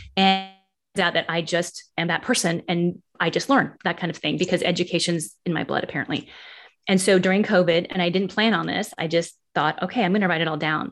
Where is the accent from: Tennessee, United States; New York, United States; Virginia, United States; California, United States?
California, United States; Martinez; moved away as an adult; also born or lived in Pleasant Hill, California / Walnut Creek, California / Missouri; now in South Carolina, United States; I grew up in the Bay Area. I grew up in Martinez